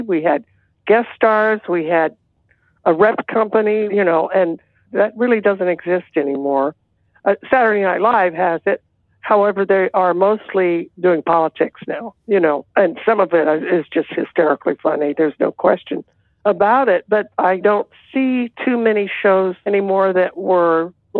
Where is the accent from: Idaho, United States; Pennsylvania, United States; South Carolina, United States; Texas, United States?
Texas, United States; Because I'm from Texas and my family was from Arkansas.